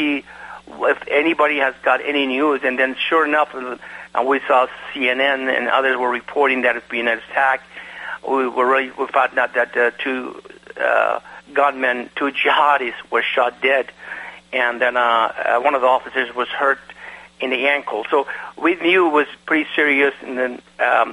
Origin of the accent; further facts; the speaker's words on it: Iran; now in United States; I am from Iran. Because of the fact that in my country of Iran that I was born